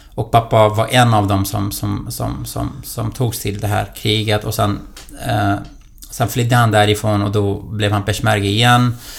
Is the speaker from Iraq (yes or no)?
yes; Duhok, Kurdistan Region, Iraq; moved away as an adult; now in Solna, Sweden; Jag kommer ju från eh, eh en stad som heter Dohuk i irakiska Kurdistan. Det är där jag är född.